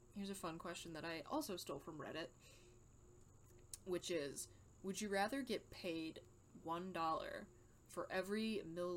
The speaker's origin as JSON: {"language": "English", "country": "United States", "said": "I'm an American"}